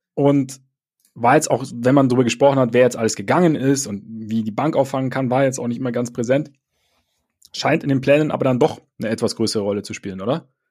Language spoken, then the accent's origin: German; Bavaria, Germany; bei uns in Bayern